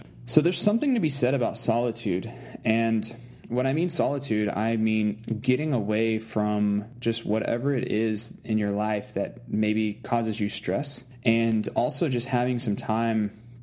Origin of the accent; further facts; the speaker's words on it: Arkansas, United States; I grew up in Arkansas, and like the first 10 years of my life, I lived way out in the woods